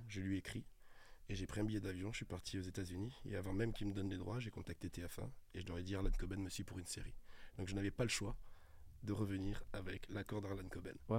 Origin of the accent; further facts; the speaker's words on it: Toulouse, Occitania, France; moved away as an adult; now in Paris, France; quand je suis arrivé en 2003 à Paris, je venais de Toulouse